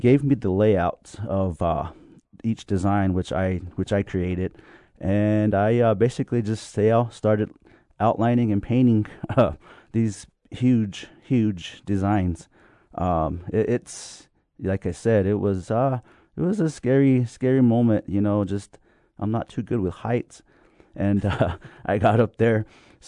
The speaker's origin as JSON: {"language": "English", "town": "Jemez Pueblo", "region": "New Mexico", "country": "United States", "tie": "born or raised there", "said": "that's where I was born, or after I was raised up in Jemez"}